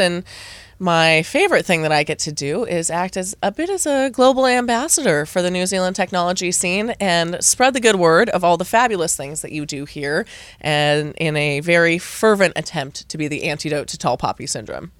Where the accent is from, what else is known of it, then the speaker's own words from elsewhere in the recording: United States; as an American